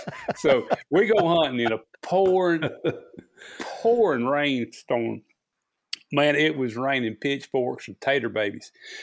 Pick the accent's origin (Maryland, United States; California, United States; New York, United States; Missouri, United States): Missouri, United States; Rolla; born there; I was born in the Ozarks, Phelps County Hospital, Rolla, Missouri, is where it says on my birth certificate